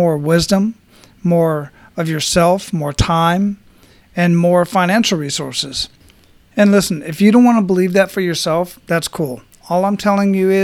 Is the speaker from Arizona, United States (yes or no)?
yes; Phoenix, Arizona, United States; from Arizona, from Phoenix, where I grew up